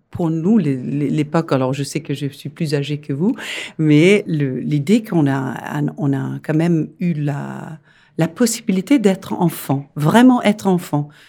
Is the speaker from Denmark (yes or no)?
yes; Denmark; French is a second language; moved away as an adult; also born or lived in Rome, Italy; now in Paris, France; je suis danoise et c'est pour ça que j'ai un accent